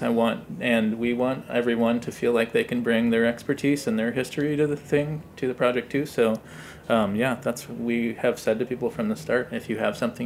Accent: Midwest, United States; moved away; I'm from the Midwest, so making biscuits was kind of a daily thing growing up

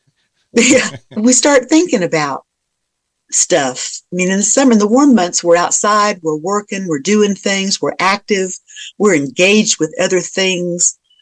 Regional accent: South Georgia, United States; now in Virginia, United States; I'm from South Georgia

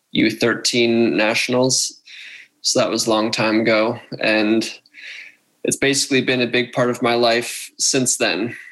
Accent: Wayne, Pennsylvania, United States; I'm from Wayne, Pennsylvania, near where uh, where Mitch has his practice now. That's where I grew up

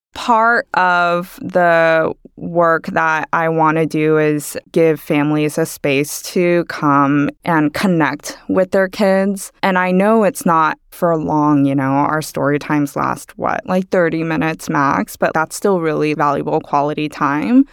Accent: Texas, United States; also born or lived in Busan, South Korea; moved to Texas

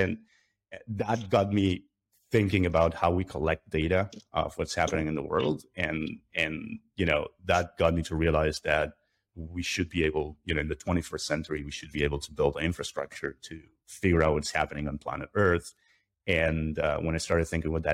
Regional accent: Buenos Aires, Argentina; I'm originally from Argentina. I grew up not very far from where I'm sitting today

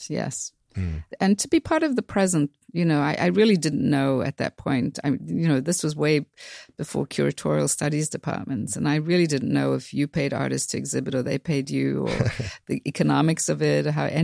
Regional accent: South Africa; really does come from growing up in South Africa again

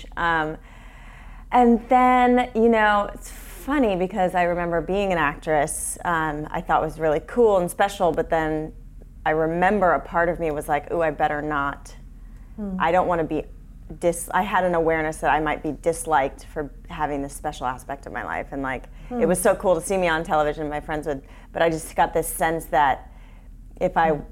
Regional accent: Long Beach, California, United States; I grew up in Long Beach

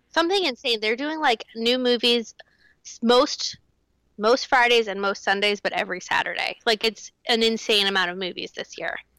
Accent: North Carolina, United States; I grew up in North Carolina

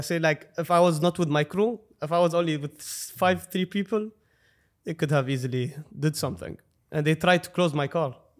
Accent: Dubai, United Arab Emirates; I'm from Dubai

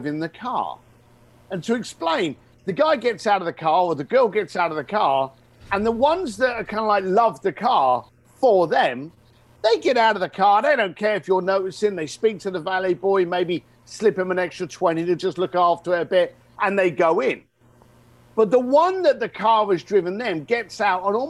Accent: London, United Kingdom; growing up in East London, the son of a bricklayer

